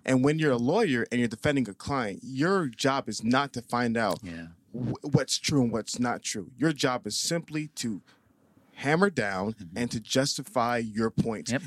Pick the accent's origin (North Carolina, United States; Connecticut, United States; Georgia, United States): Georgia, United States; Atlanta; also born or lived in Staten Island, New York; I was raised in Atlanta, Georgia